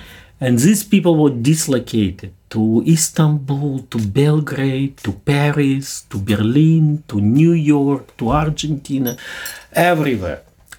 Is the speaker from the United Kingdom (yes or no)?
no; Indonesia; I'm from Indonesia. Okay, I know massacre of communism.